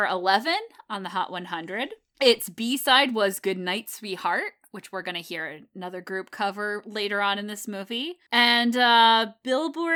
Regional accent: Connecticut, United States; me growing up in Connecticut

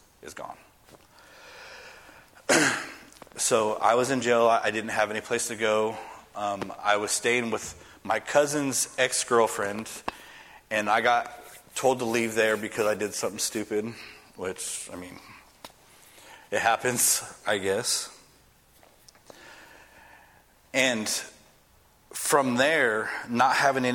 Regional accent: West Coast, United States; moved away as an adult; I'm from the West Coast

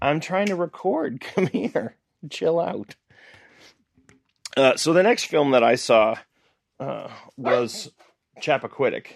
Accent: New England, United States; growing up in New England

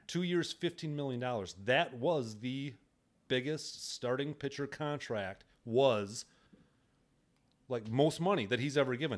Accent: Wisconsin, United States; We're both from Wisconsin

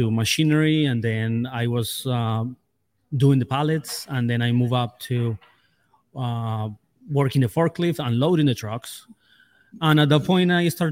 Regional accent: Colombia; also born or lived in New Jersey / Delaware; now in West Virginia, United States; I'm from Colombia.

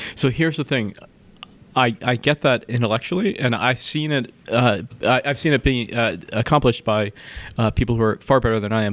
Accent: East Coast, United States; I grew up on the East Coast, by the way, but just in the suburbs

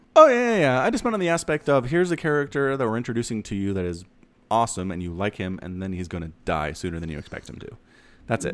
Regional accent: United States; I'm an American

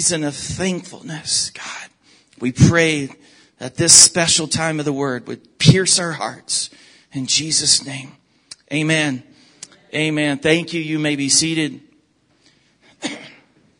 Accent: the South, United States; moved away; also born or lived in Oklahoma / Texas; I am from the South, from Oklahoma and Texas

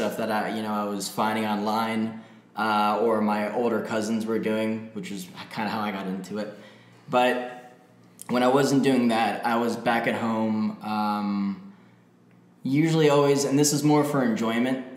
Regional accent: Florida Keys, United States; I grew up in the Florida Keys

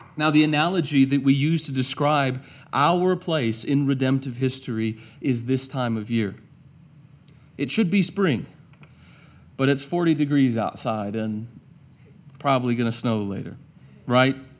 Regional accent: United States; I'm an American

